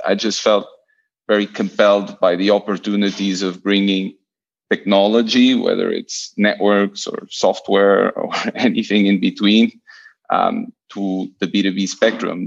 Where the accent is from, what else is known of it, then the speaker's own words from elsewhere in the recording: Lisbon, Portugal; also born or lived in Buenos Aires / Barcelona; I'm I'm Portuguese. I was born and raised in Lisbon